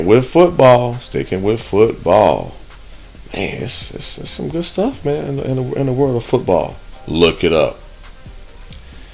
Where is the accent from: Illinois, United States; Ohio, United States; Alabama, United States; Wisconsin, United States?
Illinois, United States; Chicago; I'm from the Midwest, from Chicagoland area